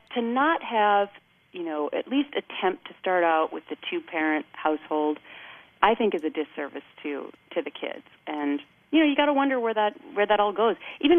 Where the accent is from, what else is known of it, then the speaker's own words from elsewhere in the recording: Midwest, United States; now in East Coast, United States; When I grew up in the Midwest, we'd like to say they were Midwestern sensibilities.